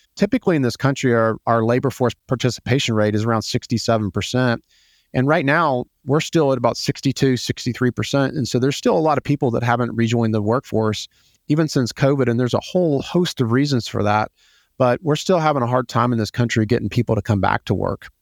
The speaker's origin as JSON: {"language": "English", "town": "Atlanta", "region": "Georgia", "country": "United States", "tie": "born or raised there", "said": "I am from Atlanta. I grew up here. I'm one of the few native Atlantans that has spent my entire life here"}